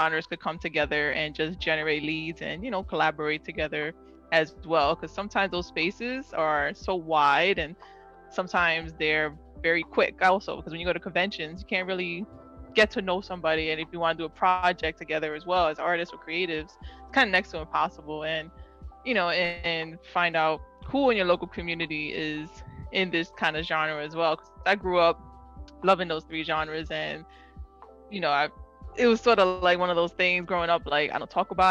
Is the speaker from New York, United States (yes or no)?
yes; New York City, New York, United States; And I grew up in New York City, grew up in the Bronx